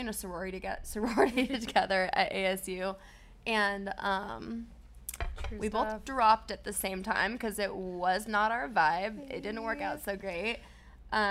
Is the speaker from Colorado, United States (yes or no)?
yes; Colorado, United States; moved away; We're both from Colorado